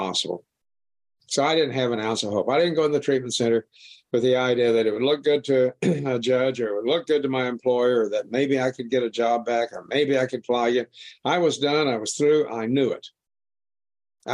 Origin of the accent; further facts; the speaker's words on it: Wichita, Kansas, United States; I was born in Wichita, Kansas, right in the middle of the United States. And I lived on the southeast edge of Wichita